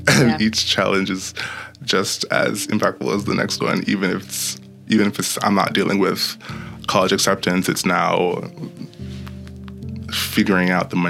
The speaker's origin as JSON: {"language": "English", "town": "New York City", "region": "New York", "country": "United States", "tie": "born or raised there", "also_born_or_lived": "Broward County, Florida / The Bronx", "said": "I grew up in New York City. My parents were worried about how safe the schooling system was there, like back in the early 2000s. So we moved to Broward County, Florida"}